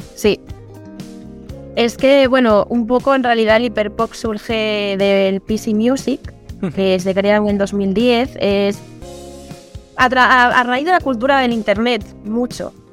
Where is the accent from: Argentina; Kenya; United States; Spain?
Spain; Asturias; also born or lived in Madrid / Seville; soy asturiana eh, y bueno, ya he vivido eh, eh, un año en Madrid, también he vivido en Sevilla